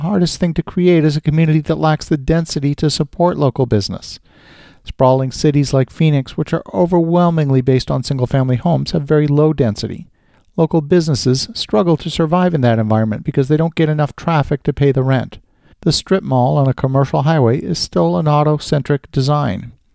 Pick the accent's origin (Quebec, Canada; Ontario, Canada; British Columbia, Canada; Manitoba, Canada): Ontario, Canada; Ottawa; my hometown of Ottawa, Canada